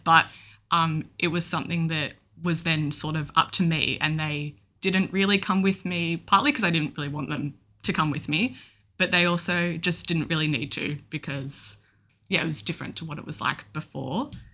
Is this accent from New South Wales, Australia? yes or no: no; Melbourne, Victoria, Australia; I'm twenty-two and I'm from Melbourne.